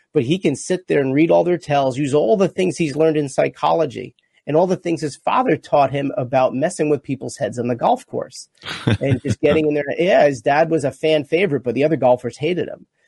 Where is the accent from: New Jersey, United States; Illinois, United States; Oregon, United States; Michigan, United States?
New Jersey, United States; Rutherford; I grew up in, in Rutherford, New Jersey